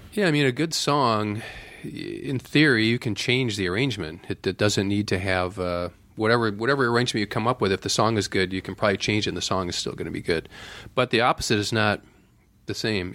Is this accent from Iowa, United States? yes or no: no; Viroqua, Wisconsin, United States; moved away; also born or lived in Madison, Wisconsin; growing up in Viroqua